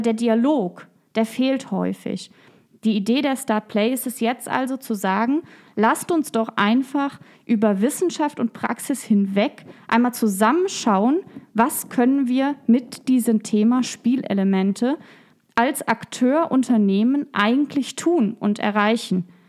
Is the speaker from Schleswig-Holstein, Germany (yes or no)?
no; Koblenz, Rhineland-Palatinate, Germany; Ich bin in Koblenz geboren, in Koblenz zur Schule gegangen. Ich habe in Koblenz studiert, jetzt promoviere ich in Koblenz.